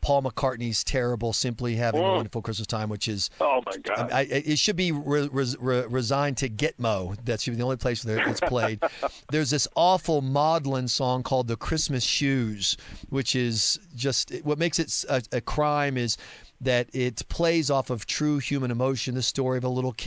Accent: the South, United States; I'm a Southerner

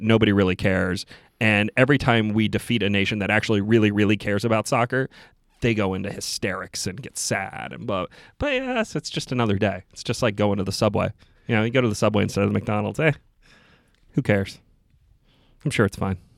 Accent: Ipswich, East of England, United Kingdom; moved away; we grew up outside Ipswich

